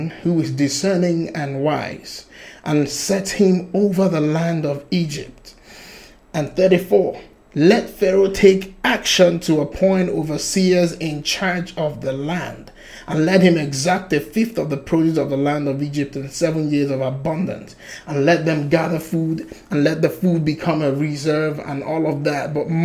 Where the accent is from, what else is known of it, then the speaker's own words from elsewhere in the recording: Nigeria; I'm Nigerian